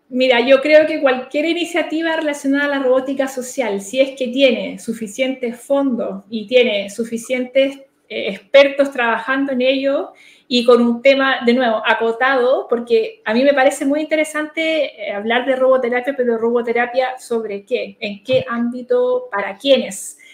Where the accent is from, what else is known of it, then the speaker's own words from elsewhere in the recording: Chile; como sociedad chilena estoy hablando de que no nos quedemos atrás